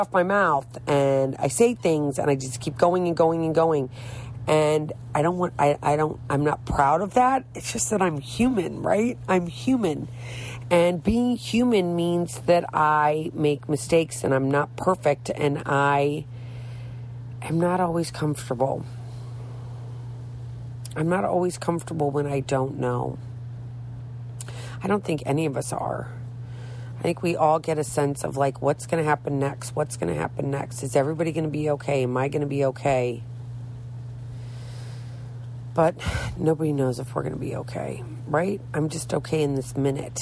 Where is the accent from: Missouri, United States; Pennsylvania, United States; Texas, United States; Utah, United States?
Missouri, United States; St. Louis; moved away as an adult; now in Florida, United States; I'm from St. Louis, Missouri, which is kind of south